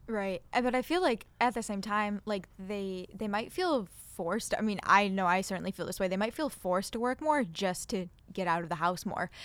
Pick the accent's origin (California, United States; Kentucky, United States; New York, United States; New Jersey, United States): New York, United States; Buffalo; I'm from Buffalo, I don't plan on leaving Buffalo